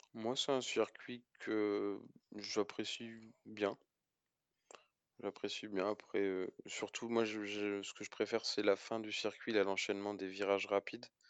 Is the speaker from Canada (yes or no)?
no; France; en tant que Français